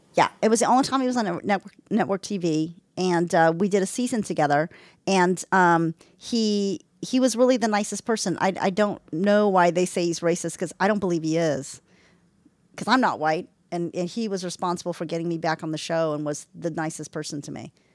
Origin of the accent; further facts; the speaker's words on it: London, United Kingdom; I grew up in London